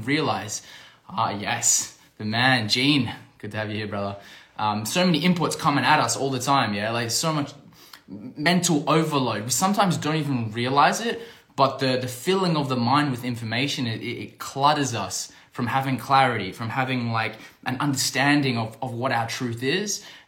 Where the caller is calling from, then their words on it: Algarve, Portugal; I'm dialing in from Portugal. I'm back in Portugal on the Algarve here.